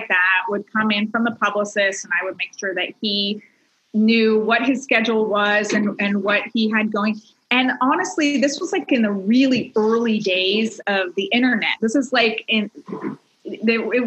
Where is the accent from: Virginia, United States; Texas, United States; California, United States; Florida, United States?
California, United States; Silicon Valley, Northern; now in Los Angeles, United States; I grew up in Northern California in Silicon Valley area